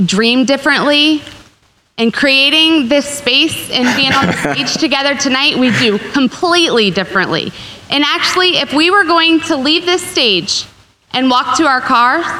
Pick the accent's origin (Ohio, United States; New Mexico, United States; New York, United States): Ohio, United States; Zanesville; moved away as an adult; now in Scottsdale, United States; I come from Zanesville, Ohio. It's a small town. I lived across the street from my parents, next to my sister